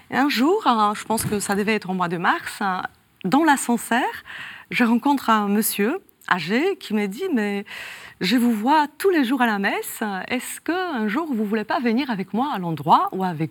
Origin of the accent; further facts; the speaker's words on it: north-west, Poland; born there; Je suis née dans le nord-ouest hein, de la Pologne et je perds ma mère à 4 ans.